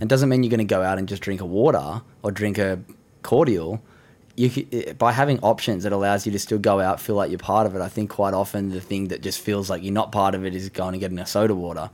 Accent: Sydney, New South Wales, Australia; beautiful part of the world where I grew up in Sydney

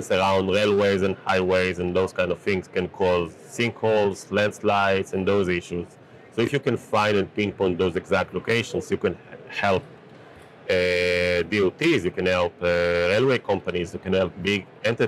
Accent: Israel; So I'm from Israel, and growing up in Israel

